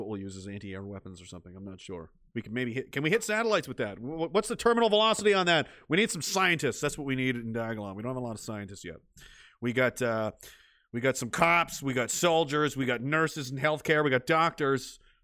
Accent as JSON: {"language": "English", "region": "Nova Scotia", "country": "Canada", "tie": "born or raised there", "said": "somewhere in Nova Scotia, not far from my hometown"}